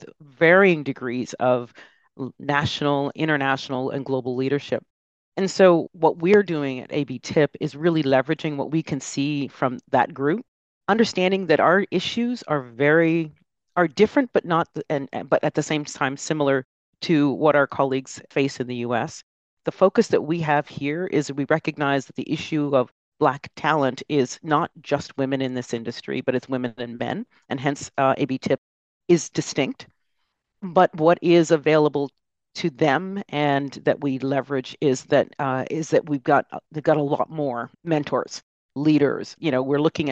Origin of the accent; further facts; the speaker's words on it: Canada; especially as Canadians